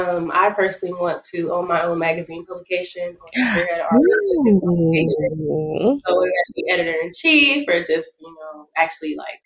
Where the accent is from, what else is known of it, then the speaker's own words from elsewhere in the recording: Midwest, United States; moved away as an adult; now in Hampton, United States; I'm from the Midwest, my whole perception of snow is just different.